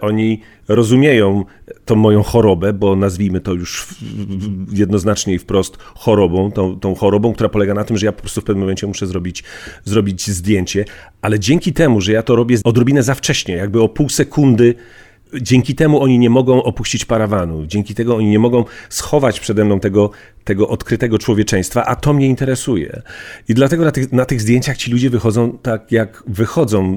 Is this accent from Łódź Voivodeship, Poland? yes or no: no; Bielsko-Biała, Silesian Voivodeship, Poland; Z mojej wsi Komorowice do miasta Bielska Białej wsiadałem do, do niebieskiego PKS-u